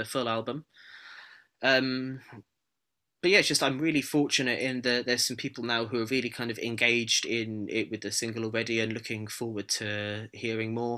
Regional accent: United Kingdom; being a Brit

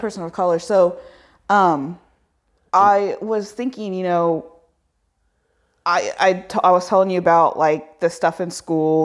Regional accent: Indiana, United States; I grew up in Indi, I was like, I was born in Indiana

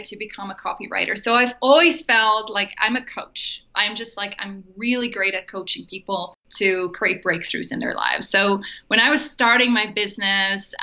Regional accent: Netherlands; moved away as an adult; also born or lived in Germany; I grew up in Holland, so I'm Dutch.

